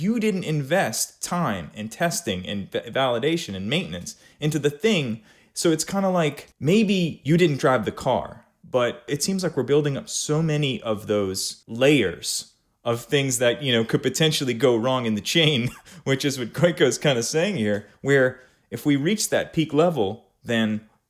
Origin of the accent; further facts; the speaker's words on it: New Orleans, Louisiana, United States; We grew up in New Orleans, Louisiana.